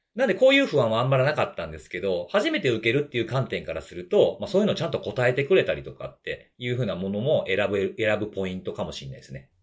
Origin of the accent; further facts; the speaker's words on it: Kansai, Japan; accent: Kansai-ben; 僕はしかも関西弁やし